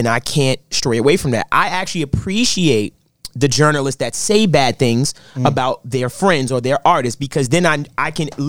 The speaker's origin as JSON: {"language": "English", "town": "New York City", "region": "New York", "country": "United States", "said": "I'm from Brooklyn."}